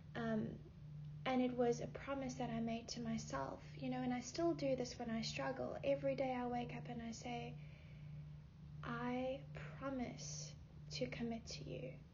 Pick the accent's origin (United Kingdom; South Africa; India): South Africa; moved away as an adult; now in Los Angeles, United States; I am originally from South Africa. I um, moved here when I was 18, yeah, between 18 and 19